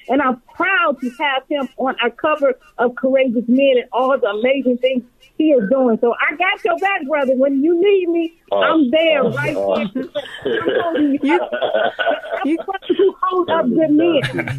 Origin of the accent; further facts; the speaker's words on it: Flint, Michigan, United States; moved away as an adult; now in California, United States; I'm from Flint. So I know what growing up on the north side of Flint is.